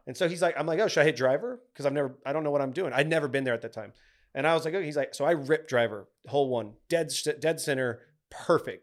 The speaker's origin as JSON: {"language": "English", "region": "Texas", "country": "United States", "tie": "born or raised there", "said": "we grew up in Texas, we're Cowboys fans"}